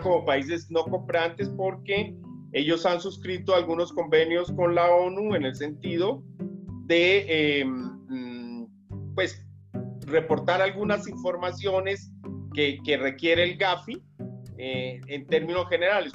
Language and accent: Spanish; Tolima Grande, Colombia; de ese Tolima grande, del cual soy nativo